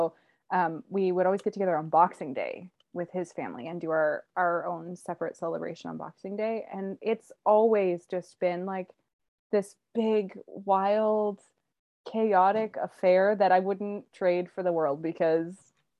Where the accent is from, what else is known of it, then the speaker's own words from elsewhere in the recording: Canada; I was born in Canada